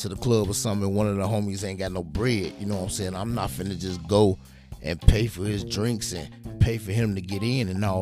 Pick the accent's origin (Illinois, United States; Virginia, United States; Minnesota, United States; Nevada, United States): Illinois, United States; Chicago; I am from Chicago, Illinois.